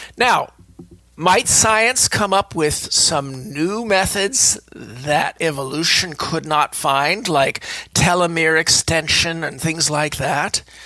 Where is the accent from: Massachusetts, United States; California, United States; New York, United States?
California, United States; speaking as a Californian